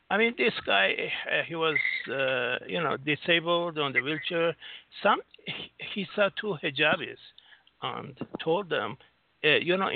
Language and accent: English; Singapore; No, I'm from Singapore.